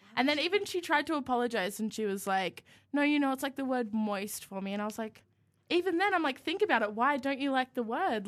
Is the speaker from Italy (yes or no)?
no; Yamba, New South Wales, Australia; now in Canberra, Australia; I live about an hour south of Byron Bay, which makes people think that I'm, like, rich cool, but I actually live on property, and it's, like, in a little beachy town called Yambo